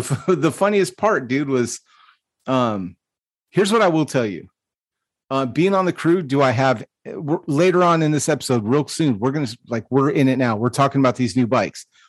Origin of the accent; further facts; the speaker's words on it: Stockton, California, United States; Growing up in Stockton, you, like, I don't think it's any secret that it is a rough place to live, and it's a rough place to grow up